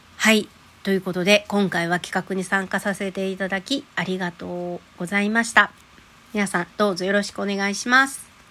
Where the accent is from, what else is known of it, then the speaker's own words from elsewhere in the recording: Osaka, Japan; moved away; also born or lived in Sumatra; 大阪生まれ、大阪育ちです。